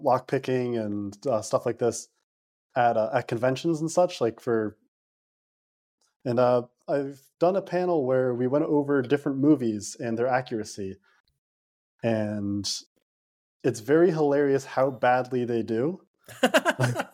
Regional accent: Connecticut, United States; also born or lived in New Jersey; I've been in Connecticut my whole life

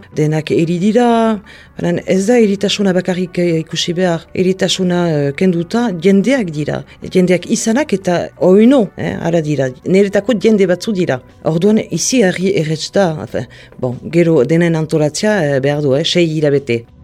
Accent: Mendionde, Nouvelle-Aquitaine, France; now in Hasparren, France; Lekornen sortua naiz eta orain uh, azparnen bizi

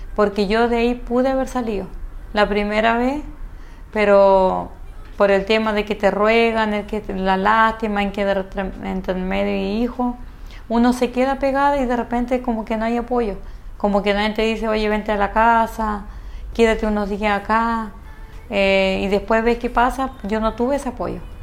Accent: Coyhaique, Aysén, Chile; en Coyhaique donde yo nací

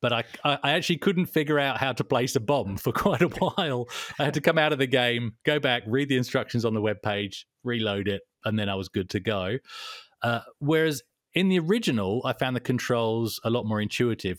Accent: England, United Kingdom; now in Perth, Australia; I'm English.

